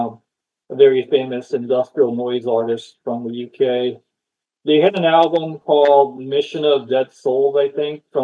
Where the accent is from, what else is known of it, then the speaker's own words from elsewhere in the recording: Japan; also born or lived in Oakland, California; now in Austin, United States; I'm from Japan